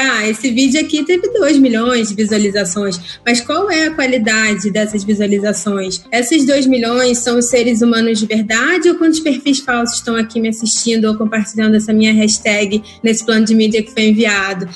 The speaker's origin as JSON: {"language": "Portuguese", "country": "Brazil", "said": "a gente é brasileiro"}